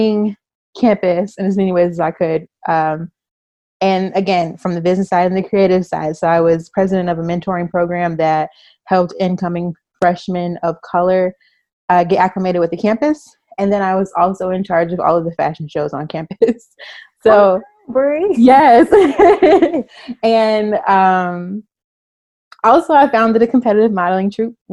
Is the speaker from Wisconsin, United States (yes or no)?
no; Chicago, Illinois, United States; moved away as an adult; also born or lived in San Francisco Bay Area, California; now in California, United States; I am from the Bay Area. I'm from Northern California. I moved to Chicago when I was in third grade. And then I moved back to California after college.